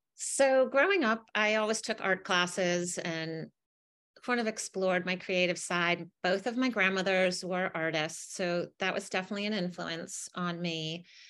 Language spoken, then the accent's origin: English; Connecticut, United States; I grew up in Connecticut